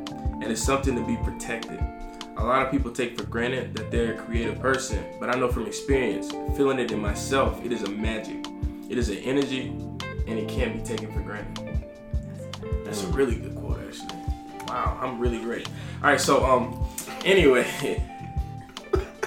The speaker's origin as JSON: {"language": "English", "region": "Alabama", "country": "United States", "moved": "yes", "lives_now": "New York, United States", "said": "I'm from Alabama, the deep south"}